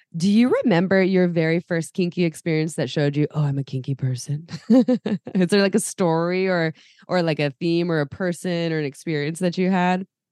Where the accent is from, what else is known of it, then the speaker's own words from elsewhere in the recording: Santa Cruz, California, United States; I grew up in Santa Cruz